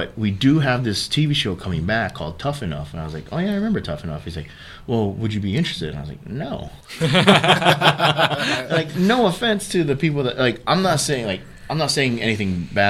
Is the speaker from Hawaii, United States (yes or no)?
yes; Hawaii, United States; moved away as an adult; also born or lived in Sacramento, California; my background, I was born and raised in Hawaii.